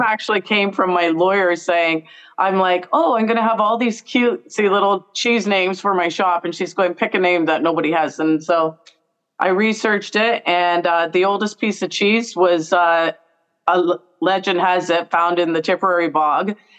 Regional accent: Brantford, Ontario, Canada; I'm from Brantford. So as a kid, my parents used to take us down to the Brantford Farmers mm-hmm. Market

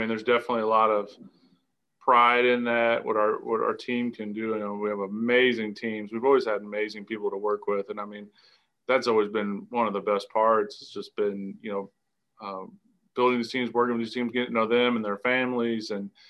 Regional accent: Indiana, United States; And I grew up in restaurants buying their cheese. And, you know, they were kind of one of these first true artisans that I can remember, at least in Indiana.

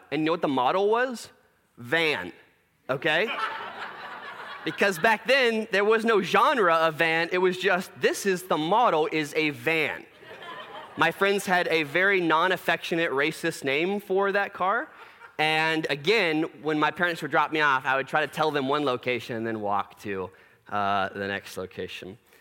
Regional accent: Plano, Texas, United States; growing up in Plano

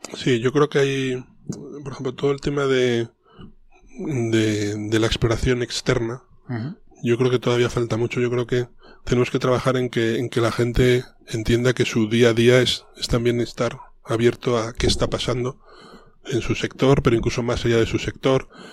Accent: León, Castile and León, Spain; moved away; also born or lived in Madrid; yo soy un leonés

